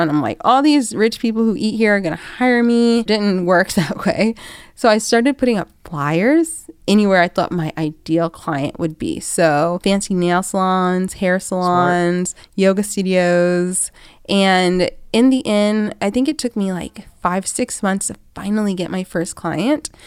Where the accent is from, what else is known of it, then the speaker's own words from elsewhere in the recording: Atlanta, Georgia, United States; I'm from Atlanta, Georgia.